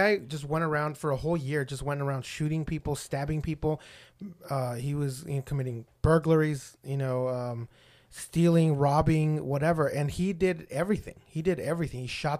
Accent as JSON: {"language": "English", "town": "El Paso", "region": "Texas", "country": "United States", "said": "Obviously, I'm from El Paso."}